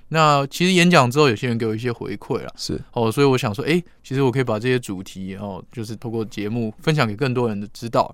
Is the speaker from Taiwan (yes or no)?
yes; Taiwan; 我们台湾人